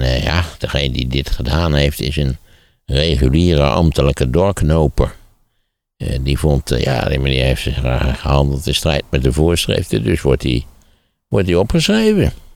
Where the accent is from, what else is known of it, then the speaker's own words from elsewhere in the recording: Wageningen, Gelderland, Netherlands; Ik ben in Wageningen opgegroeid.